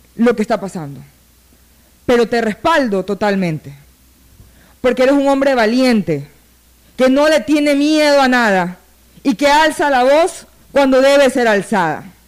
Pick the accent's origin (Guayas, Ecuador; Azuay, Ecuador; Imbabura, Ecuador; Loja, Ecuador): Guayas, Ecuador; Guayaquil; como ciudadana, como guayaquileña